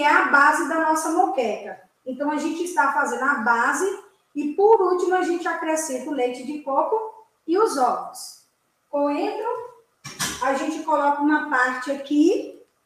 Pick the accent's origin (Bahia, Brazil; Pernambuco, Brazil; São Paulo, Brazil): Bahia, Brazil; baiana como eu sou, nordestina